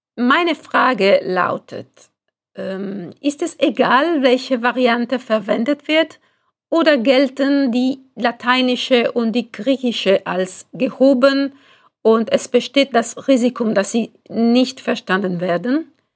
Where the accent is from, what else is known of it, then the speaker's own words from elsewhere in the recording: Italy; German is a second language; als Italienerin, die das humanistische Gymnasium besucht hat